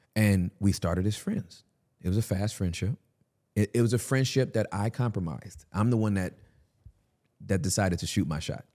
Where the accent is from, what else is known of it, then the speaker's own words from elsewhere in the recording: California, United States; I'm from Cali